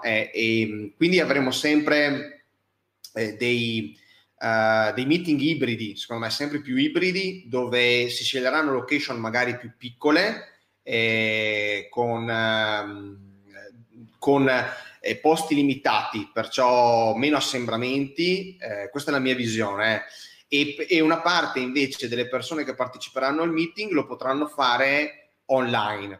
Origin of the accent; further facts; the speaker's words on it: Verona, Veneto, Italy; io che vengo, che, che sono di Verona